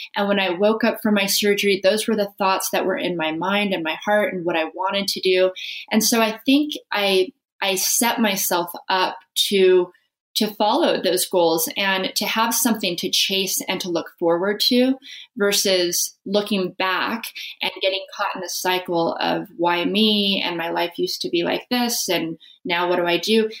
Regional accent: Las Vegas, Nevada, United States; I grew up in Las Vegas, which is not where you expect to see competitive snowboarder come from

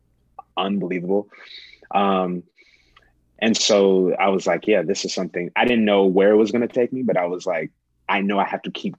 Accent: Kansas City, Missouri, United States; So I'm originally from Kansas City, Missouri, born and raised, grew up around the Paseo area. For those of you who know, the KC area. I lived there till I was about eight.

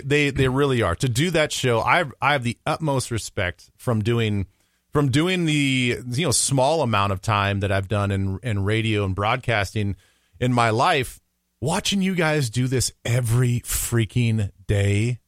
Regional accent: Midwest, United States; also born or lived in Council Bluffs, Iowa; I'm a Midwesterner born and raised

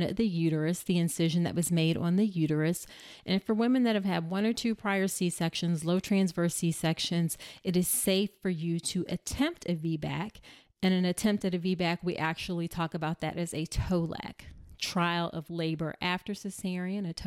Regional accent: Hampton, Virginia, United States; born or raised there

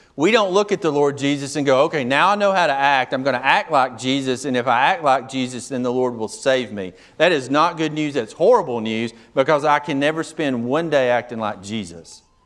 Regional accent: United States; I'm an American.

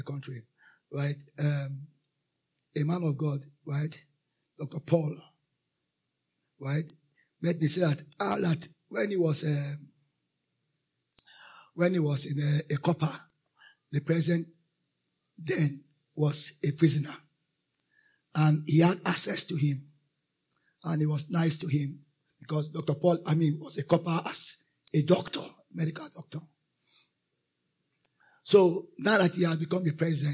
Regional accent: Nigeria; I am a Christian. Righteous before I'm a Nigerian

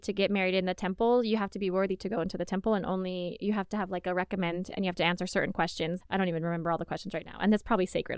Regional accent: Arizona, United States; I'm from Arizona.

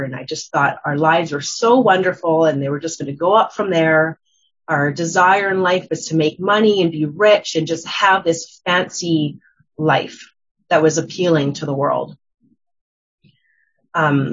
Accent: Calgary, Alberta, Canada; I'm from Calgary, Alberta as well.

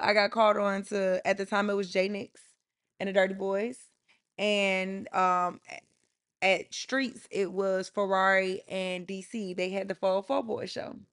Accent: Atlanta, Georgia, United States; I'm from Atlanta

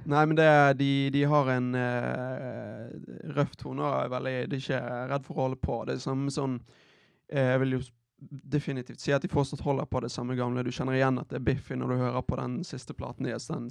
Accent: Bergen, Vestland, Norway; jeg, har en frisør eh, hjemme i Bergen

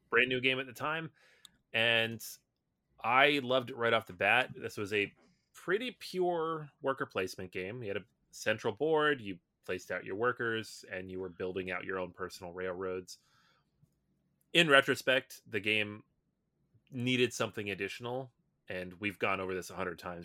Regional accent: Seattle, Washington, United States; I grew up in Seattle

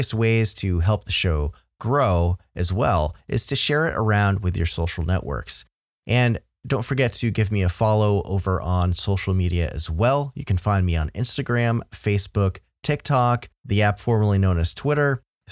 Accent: New York, United States; my home state

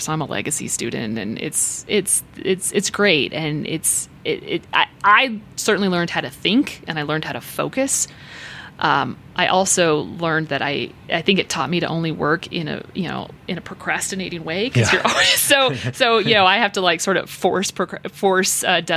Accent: Longmont, Colorado, United States; now in Colorado Springs, United States; I grew up in Boulder County and Longmont

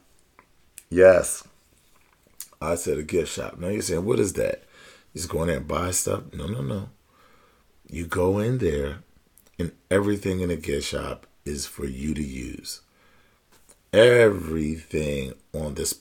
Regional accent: Pennsylvania, United States; also born or lived in Philadelphia; my home state of Pennsylvania. I live in Philadelphia

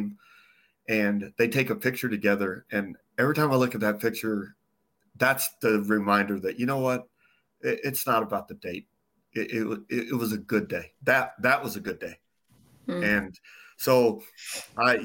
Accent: Phoenix, Arizona, United States; I'm born and raised in Phoenix.

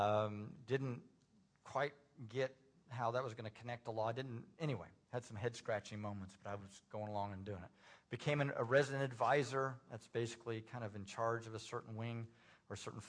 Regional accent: Indiana, United States; moved away as an adult; also born or lived in Tulsa, Oklahoma; I'm from Indiana originally, and my plans as a senior in high school, I was going to go to Indiana University

